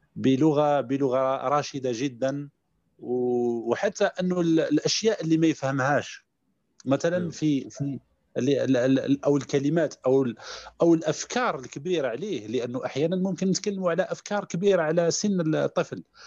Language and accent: Arabic; Mila Province, Algeria; also born or lived in Constantine; من شباب الجزائر آه، من مواليد 82 آه، بدائرة في ولاية ميلا